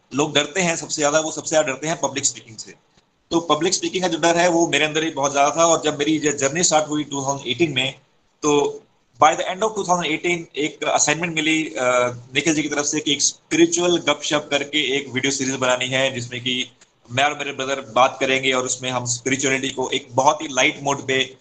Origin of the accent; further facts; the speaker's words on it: Himachal Pradesh, India; मैं भी हिमाचल से आता हूँ